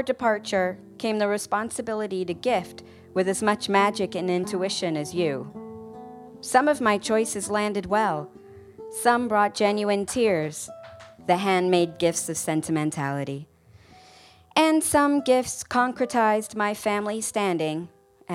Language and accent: English; United Kingdom; moved away; we're British.